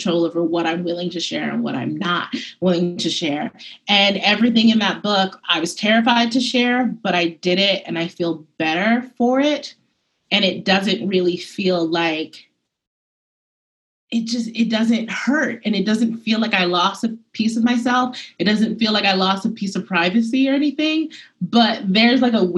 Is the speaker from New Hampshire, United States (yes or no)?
no; New York City, New York, United States; I'm very much from Bed-Stuy. I'm very much from Harlem